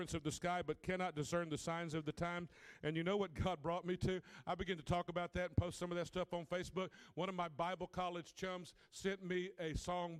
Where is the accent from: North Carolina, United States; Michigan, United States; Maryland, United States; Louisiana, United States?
Louisiana, United States; Catahoula Parish; I grew up in Catahoula Parish, Louisiana, farm country